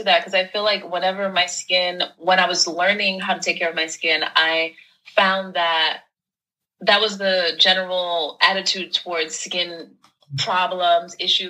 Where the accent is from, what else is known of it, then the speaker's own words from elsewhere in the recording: New York City, New York, United States; born and raised in New York. My family's from Haiti, so I'm first generation born in the States. But yeah, grew up in Brooklyn.